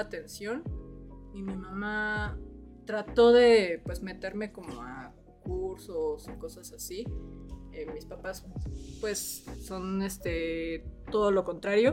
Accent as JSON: {"language": "Spanish", "region": "Mexico City", "country": "Mexico", "said": "yo soy de la Ciudad de México"}